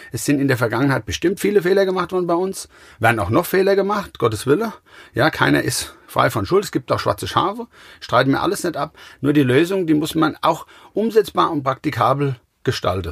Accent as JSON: {"language": "German", "town": "Gau-Bischofsheim", "region": "Rhineland-Palatinate", "country": "Germany", "said": "Ich komme aus Gaubischofsheim. Das ist ungefähr zehn Kilometer von Mainz"}